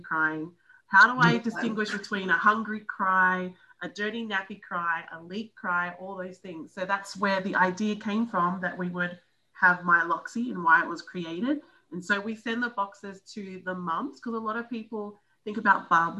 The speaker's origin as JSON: {"language": "English", "town": "Melbourne", "region": "Victoria", "country": "Australia", "tie": "born or raised there", "also_born_or_lived": "New Zealand", "said": "I grew up in Australia, Melbourne, born in New Zealand"}